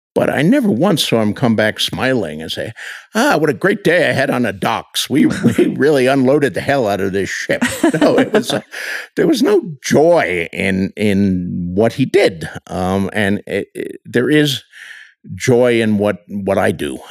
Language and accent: English; Bayonne, New Jersey, United States; moved away as an adult; also born or lived in Chicago, Illinois / Dubuque, Iowa; now in Santa Fe, United States; growing up in Bayonne, New Jersey, we had no bookstore in the entire town